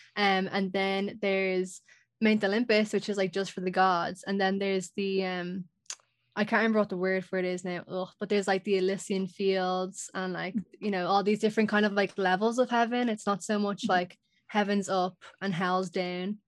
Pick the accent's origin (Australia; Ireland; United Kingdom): Ireland; I know in Irish folklore we definitely have like very strong like folklore